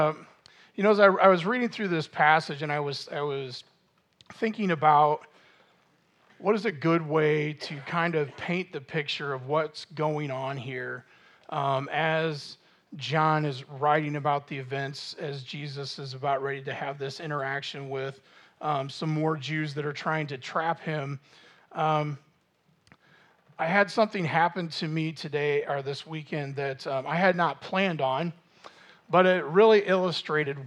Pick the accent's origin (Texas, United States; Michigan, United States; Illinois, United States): Illinois, United States; Normal; I grew up in Normal